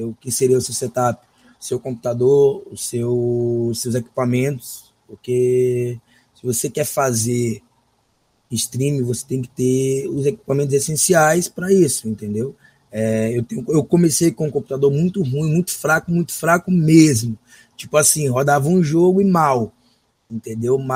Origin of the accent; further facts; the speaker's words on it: São Luís, Maranhão, Brazil; Eu sou natural de São Luís, atualmente resido aqui em São Luís.